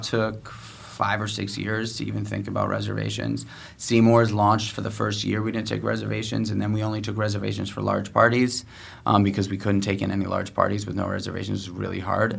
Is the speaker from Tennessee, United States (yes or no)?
no; New York City, New York, United States; I was born and raised in New York City